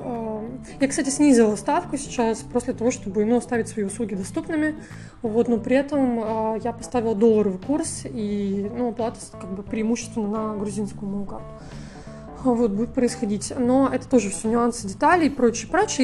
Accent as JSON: {"language": "Russian", "country": "Russia", "tie": "born or raised there", "moved": "as an adult", "lives_now": "Georgia", "said": "из глубинки, кстати, из той же, из моего родного города"}